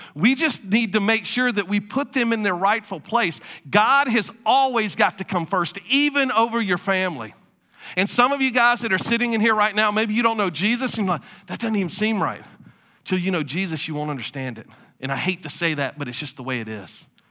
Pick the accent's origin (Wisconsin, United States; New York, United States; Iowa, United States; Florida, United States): Florida, United States; moved away; I'm from Florida.